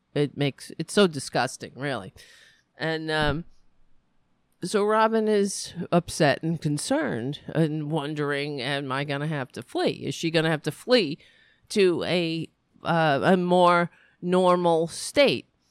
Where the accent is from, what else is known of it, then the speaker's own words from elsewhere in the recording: United States; It's very stressful being an American